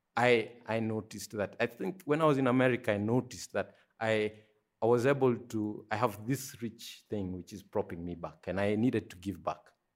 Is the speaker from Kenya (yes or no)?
yes; Nairobi, Kenya; I was born in Kenya, Nairobi, so that's, you know, that's where I spent the first, uh, maybe twenty-three years of my life